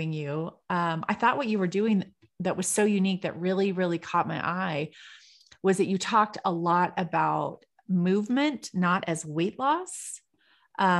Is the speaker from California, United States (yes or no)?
yes; California, United States; I'm from California